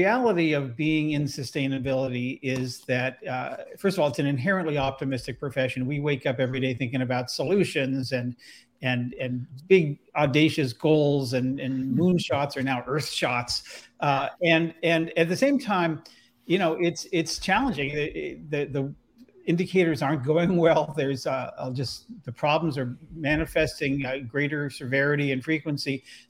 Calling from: Oakland, California, United States; I'm here in Oakland, California, which is where I'm based

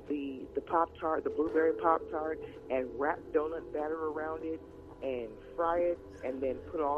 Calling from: Los Angeles, California, United States; I am calling from Los Angeles.

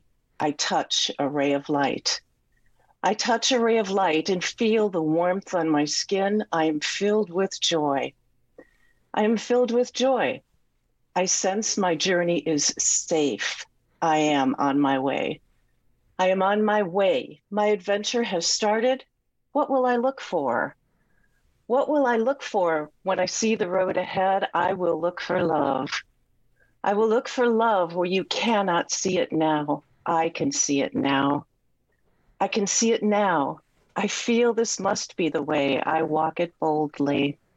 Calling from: just outside of San Francisco, California, United States; I'm calling from just outside of San Francisco, a little bit south.

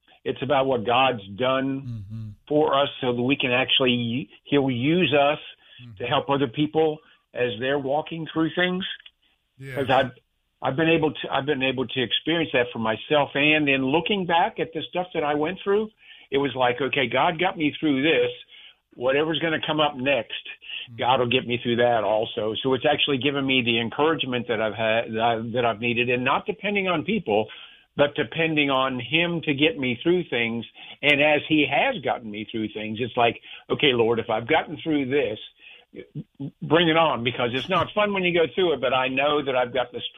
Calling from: Jacksonville, Florida, United States; Jacksonville, Florida.

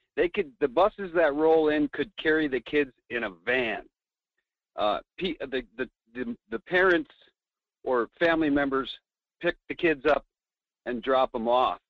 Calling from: Fairbanks, Alaska, United States; calling from Fairbanks

